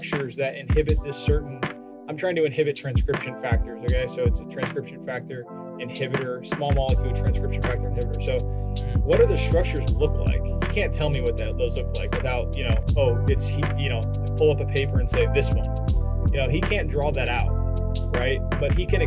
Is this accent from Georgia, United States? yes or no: no; Indiana, United States; I'm from Indiana